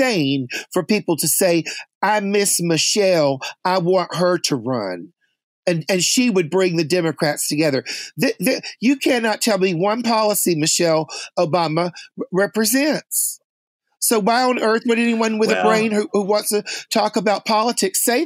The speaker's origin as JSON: {"language": "English", "region": "Tennessee", "country": "United States", "said": "I'm from Tennessee"}